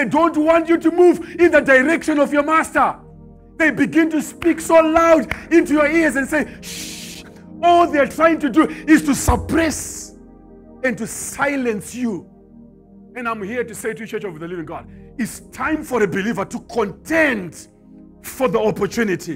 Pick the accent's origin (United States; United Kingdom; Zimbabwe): Zimbabwe; Me, I come from Zimbabwe.